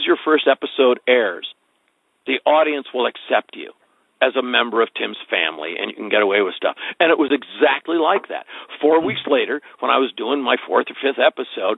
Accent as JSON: {"language": "English", "region": "Wisconsin", "country": "United States", "said": "I'm like basically from Wisconsin."}